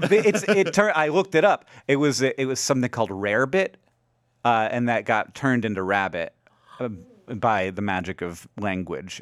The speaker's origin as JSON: {"language": "English", "town": "Orlando", "region": "Florida", "country": "United States", "tie": "born or raised there", "also_born_or_lived": "Alabama", "moved": "as an adult", "lives_now": "Montana, United States", "said": "we moved, shortly moved to Orlando"}